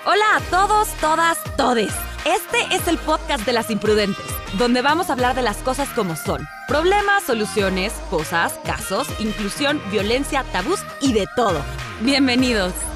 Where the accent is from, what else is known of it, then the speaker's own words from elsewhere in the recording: Veracruz, Mexico; moved away; yo me crié en Veracruz, en un pueblillo por allá